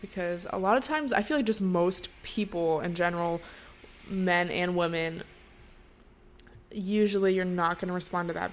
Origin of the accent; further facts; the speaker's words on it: Seattle, Washington, United States; moved away as an adult; now in Los Angeles, United States; my hometown and, like, to Seattle